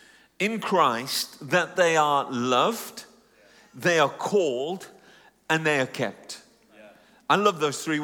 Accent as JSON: {"language": "English", "country": "United Kingdom", "tie": "born or raised there", "said": "Just an Indian Englishman, because I'm Punjabi Indian, but born and raised in the UK"}